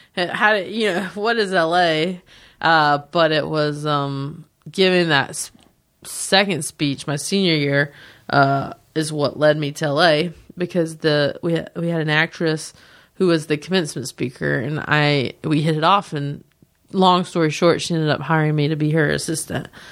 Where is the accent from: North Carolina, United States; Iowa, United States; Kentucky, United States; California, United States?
North Carolina, United States; a town near Charlotte; accent: thick; moved away as an adult; now in Los Angeles, United States; my hometown's great